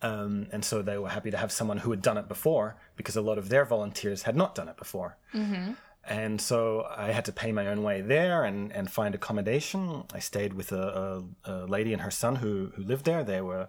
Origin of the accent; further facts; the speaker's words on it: Australia; growing up in Australia